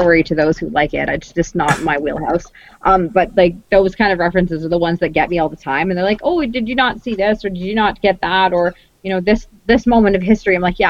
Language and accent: English; Costa Rica; now in Canada; I grew up in Costa Rica.